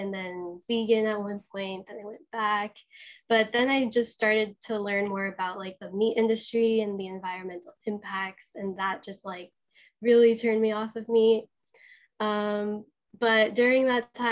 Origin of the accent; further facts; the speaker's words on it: Los Angeles, California, United States; I'm originally from Los Angeles, California. I'm a beach girl.